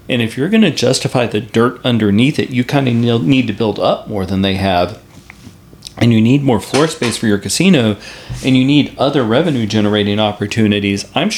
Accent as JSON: {"language": "English", "town": "San Angelo", "region": "Texas", "country": "United States", "tie": "born or raised there", "said": "I'm proud that my hometown is San Angelo, Texas."}